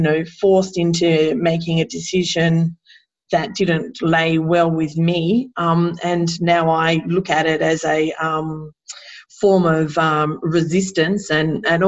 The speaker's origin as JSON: {"language": "English", "country": "Australia", "said": "an Aboriginal Australian woman in this country that has an Indian heritage"}